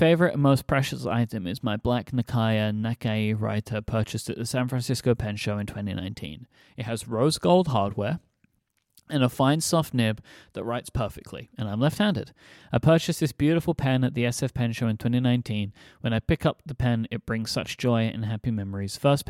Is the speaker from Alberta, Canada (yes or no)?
yes; Red Deer, Alberta, Canada; Moreover, I found it at this magical place I never even knew existed in my hometown, something called an independently owned stationery store. The now long departed Williams Stationery in Red Deer, Alberta, Canada.